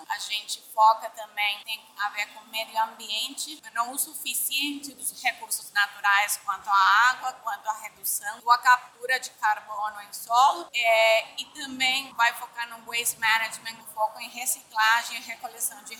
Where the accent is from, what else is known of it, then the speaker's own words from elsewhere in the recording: Argentina; accent: Argentine; Portuguese is a second language; moved away; also born or lived in Brazil; é, desculpa o sotaque porque eu sou argentina, mas é, é, eu gosto muito do Brasil, morei muitos anos aqui